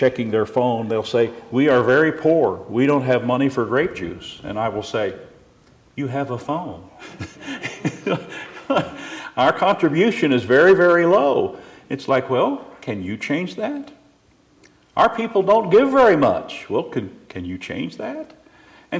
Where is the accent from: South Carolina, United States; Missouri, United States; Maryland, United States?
Missouri, United States; moved away; also born or lived in California; I lived 40 years in California, born and raised in Missouri